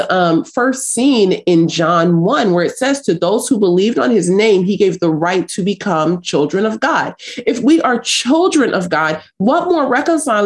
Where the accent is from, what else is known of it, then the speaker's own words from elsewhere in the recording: Los Angeles, California, United States; also born or lived in South Africa; I grew up in South Central Los Angeles, and I grew up fighting